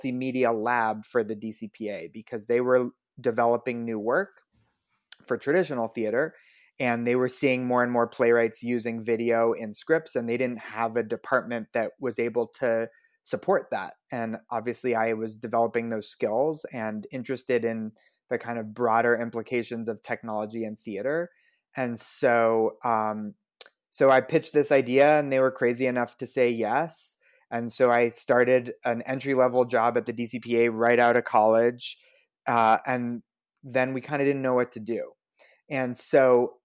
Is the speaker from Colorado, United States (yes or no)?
yes; Denver, Colorado, United States; I grew up in Denver.